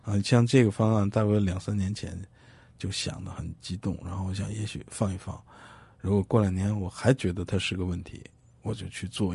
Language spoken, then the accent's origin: Chinese; China; 我们来自大，呃，大陆的人